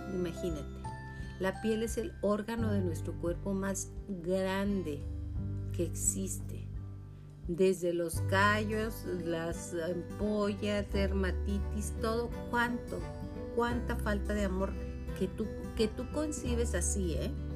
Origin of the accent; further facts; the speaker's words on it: Chihuahua, Mexico; also born or lived in Julimes; yo en especial soy hija de Chihuahua, Chihuahua del desierto